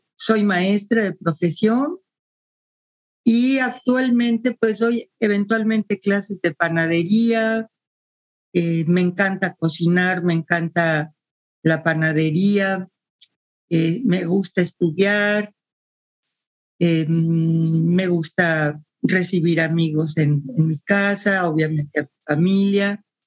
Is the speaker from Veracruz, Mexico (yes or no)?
no; Mexico City, Mexico; moved away as an adult; now in Guadalajara, Mexico; nací en la Ciudad de México. Tengo más de 40 años viviendo en Guadalajara